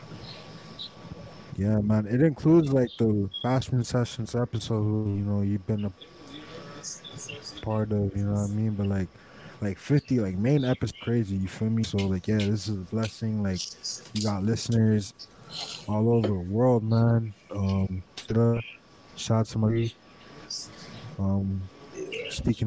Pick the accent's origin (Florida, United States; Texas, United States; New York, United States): Florida, United States; Miami; also born or lived in Broward County, Florida; I'm from Dade.